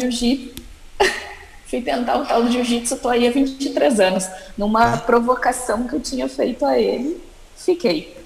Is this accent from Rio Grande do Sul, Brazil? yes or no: yes; Caxias do Sul, Rio Grande do Sul, Brazil; moved away; Eu venho de, eu venho de Caxias do Sul, que é muito frio